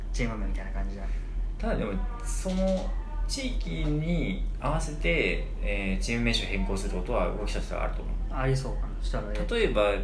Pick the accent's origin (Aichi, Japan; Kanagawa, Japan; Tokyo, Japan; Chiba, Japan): Chiba, Japan; 私千葉県出身ですからまあ結構近いという感じですよね